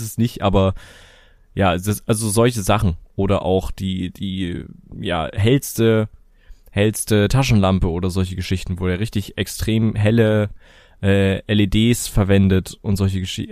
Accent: Germany; bei uns in Deutschland

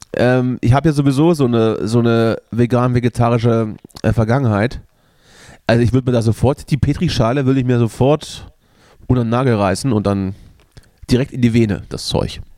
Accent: Germany; als Deutscher

